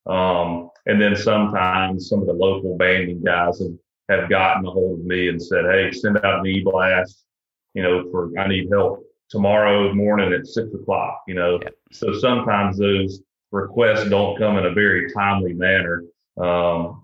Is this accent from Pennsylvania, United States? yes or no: no; Georgia, United States; moved away as an adult; also born or lived in Virginia; now in Southwest Louisiana, United States; I'm originally from Georgia, where you know, we struggled a lot of times harvesting waterfowl